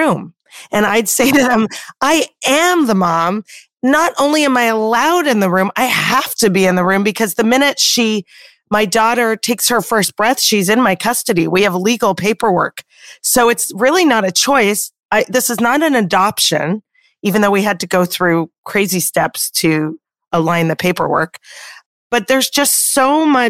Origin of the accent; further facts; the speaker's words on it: Canada; moved away; I'm Canadian like yourself originally